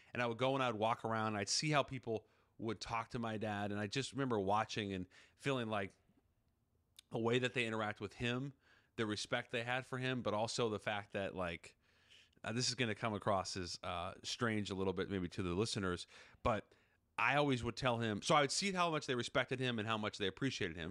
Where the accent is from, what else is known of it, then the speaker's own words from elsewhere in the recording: Seattle, Washington, United States; I'm from Seattle